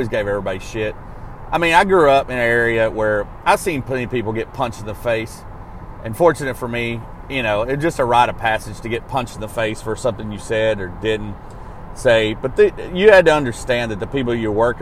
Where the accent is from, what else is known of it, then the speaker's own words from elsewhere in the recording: Arkansas, United States; growing up laying asphalt in Arkansas, I worked with all kinds of degenerates